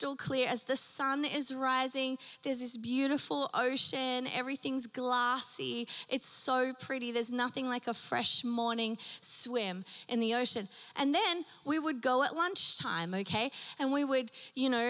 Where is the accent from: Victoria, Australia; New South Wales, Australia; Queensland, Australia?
New South Wales, Australia; Newcastle; growing up in Australia, just being around the beach all the time, we lived 5 minutes from the beach. Okay, and my local beach was called Nobby's Beach.